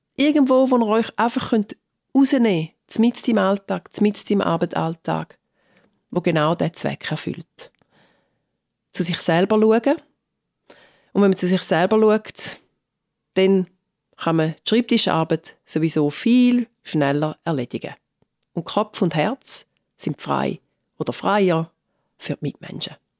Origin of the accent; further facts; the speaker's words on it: Switzerland; now in London, United Kingdom; ich bin Schweizerin und Britin